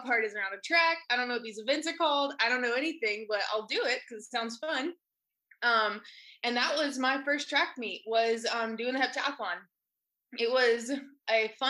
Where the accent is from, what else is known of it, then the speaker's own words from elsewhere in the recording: Ball Ground, Georgia, United States; I came from Ball Ground, Georgia, super small town, really farm town type feel. I grew up on a small farm